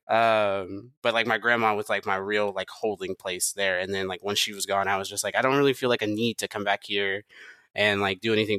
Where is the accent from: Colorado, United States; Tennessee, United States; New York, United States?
Tennessee, United States; Memphis